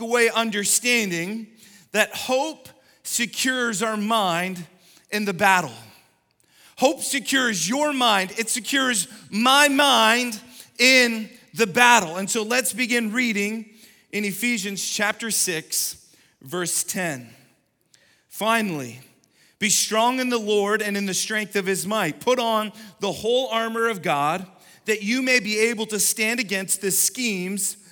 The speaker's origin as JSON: {"language": "English", "country": "Canada", "tie": "born or raised there", "moved": "yes", "said": "Growing up in Canada"}